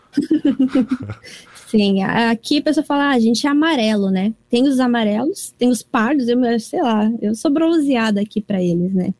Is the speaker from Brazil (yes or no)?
no; Toyota, Aichi, Japan; eu nasci e cresci também na cidade de Toyota.